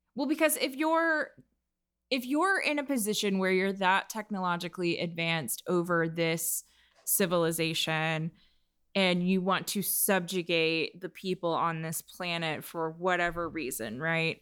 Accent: United States; as an American

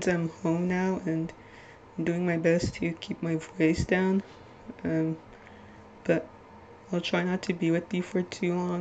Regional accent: Little Ferry, New Jersey, United States

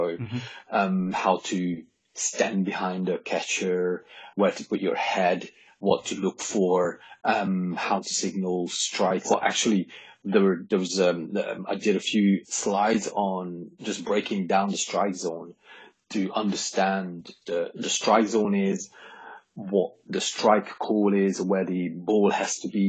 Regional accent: Hungary; moved away; I was born in Hungary, and I started playing baseball

